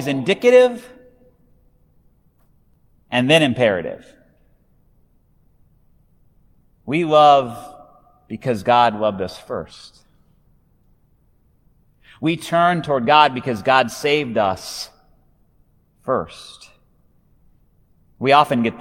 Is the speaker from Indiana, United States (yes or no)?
no; Hay Springs, Nebraska, United States; my town has two words in its name. Hay Springs